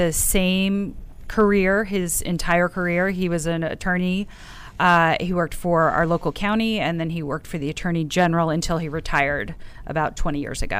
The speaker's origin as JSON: {"language": "English", "town": "South Orange", "region": "New Jersey", "country": "United States", "said": "I'm from South Orange, New Jersey."}